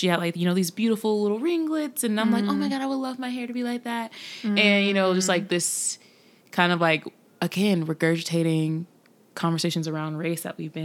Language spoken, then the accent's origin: English; North Carolina, United States; So I grew up in the South. I grew up in North Carolina